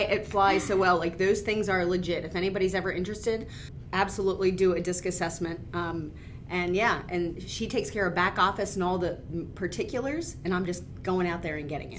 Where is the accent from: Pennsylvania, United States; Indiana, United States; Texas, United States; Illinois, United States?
Pennsylvania, United States; Boyertown; also born or lived in Gilbertsville; I grew up in Boyertown